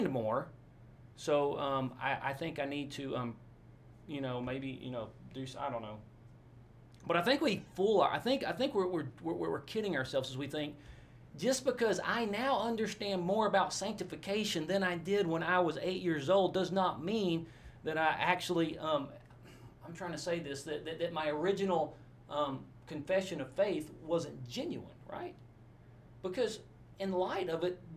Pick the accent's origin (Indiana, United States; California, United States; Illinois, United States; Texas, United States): Texas, United States; Forney; also born or lived in Orange, Texas / Abilene, Texas / Albuquerque, New Mexico; I grew up in a town called Forney, Texas, east of Dallas, F-O-R-N-E-Y